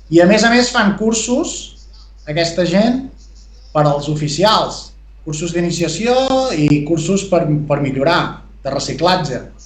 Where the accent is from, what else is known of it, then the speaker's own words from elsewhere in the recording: Perafita?, Lluçanès, Osona, Catalonia, Spain; now in Camprodon Valley, Spain; El meu poble és el Pens, vale? que està al Lluçanès, comarca d'Osona